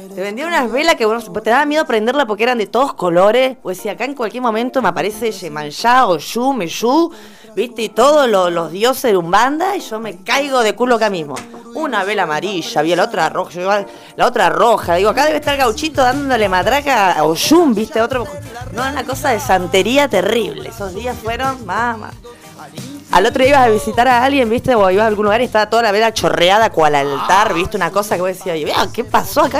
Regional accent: Caleta Olivia, Santa Cruz, Argentina; en Caleta, en mi pueblo

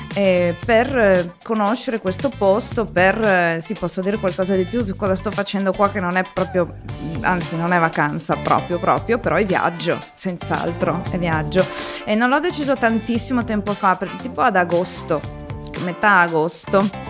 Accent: Trieste area, Friuli-Venezia Giulia, Italy; vengo dalla zona di Trieste

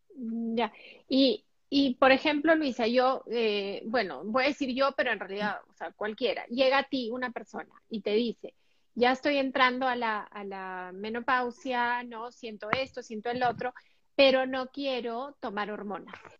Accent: Peru; Nosotras dos, tanto … como yo, somos peruanas

